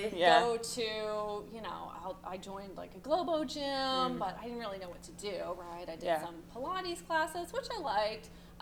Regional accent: Ohio, United States; moved away as an adult; also born or lived in San Angelo, Texas; now in Charleston, United States; So I'm originally from Ohio, and then I left Ohio after I graduated from college and went to work in Texas.

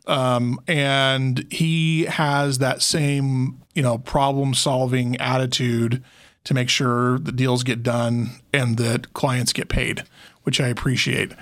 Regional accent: Logan, Utah, United States; now in Las Vegas, United States; I grew up in Logan, Utah. That's north of Salt Lake.

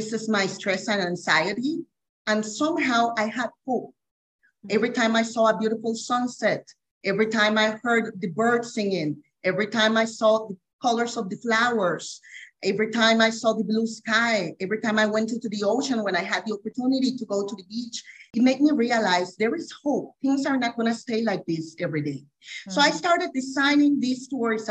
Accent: Costa Rica; I'm from Costa Rica, born and raised.

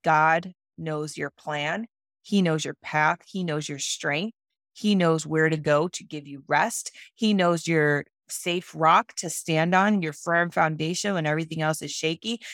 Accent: Cleveland, Ohio, United States; I went back to my hometown, which is Cleveland, Ohio

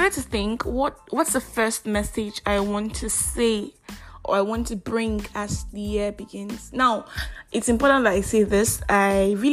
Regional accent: Nigeria; I am that Nigerian Christian alcoholic

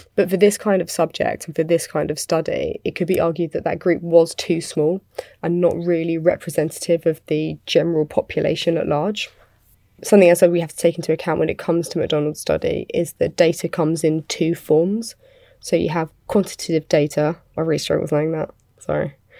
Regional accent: United Kingdom; I'm British

